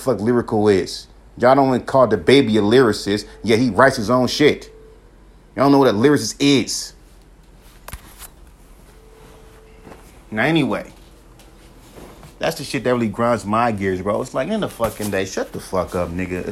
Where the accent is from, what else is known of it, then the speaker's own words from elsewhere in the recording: California, United States; also born or lived in Mississippi; I'm from California, right? I grew up in California.